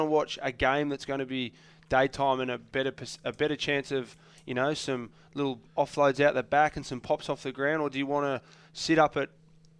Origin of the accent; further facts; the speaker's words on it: Sydney, New South Wales, Australia; I'm from Coogee.